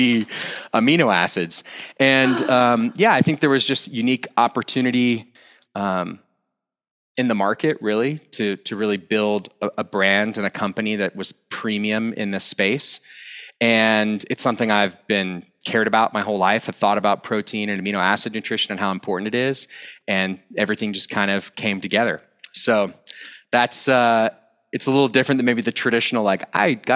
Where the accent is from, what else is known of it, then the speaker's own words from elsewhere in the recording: Austin, Texas, United States; moved away as an adult; also born or lived in France / India; now in Boulder, United States; I was originally from Austin, Texas